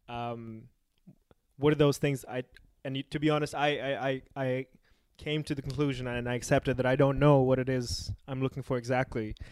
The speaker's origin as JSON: {"language": "English", "country": "Pakistan", "said": "I come from Pakistan"}